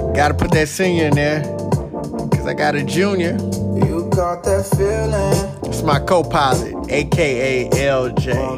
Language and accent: English; Texas, United States; born and raised in Texas